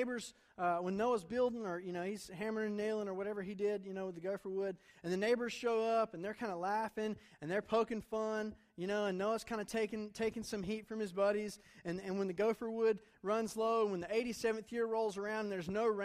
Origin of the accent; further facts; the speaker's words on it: Durham, North Carolina, United States; moved away; I'm from Durham, my family is.